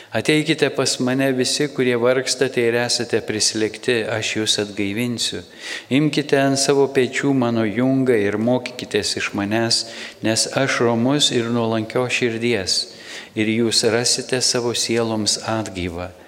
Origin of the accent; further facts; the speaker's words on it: Samogitia, Lithuania; Mes iš Žemaitijos nuvažiavę į Vilnių